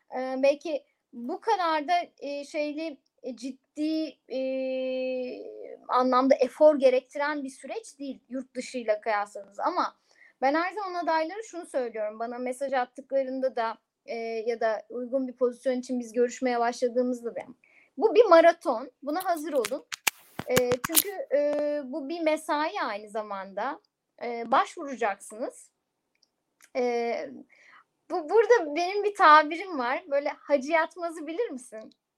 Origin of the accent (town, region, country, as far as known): Eskişehir, Turkey